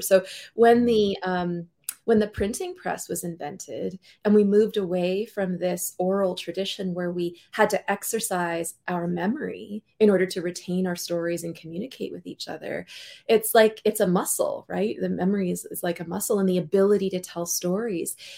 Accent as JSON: {"language": "English", "town": "North Vancouver", "region": "British Columbia", "country": "Canada", "tie": "born or raised there", "said": "I was born in North Vancouver in British Columbia."}